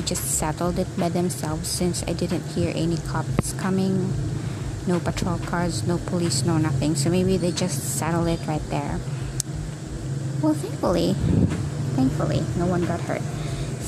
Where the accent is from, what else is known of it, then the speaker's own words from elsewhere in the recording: Philippines; I was born and raised here in the Philippines